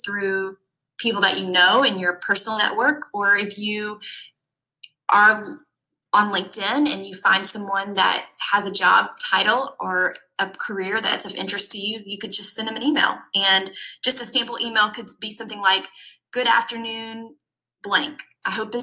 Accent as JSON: {"language": "English", "region": "Georgia", "country": "United States", "tie": "born or raised there", "said": "I grew up in small town Georgia."}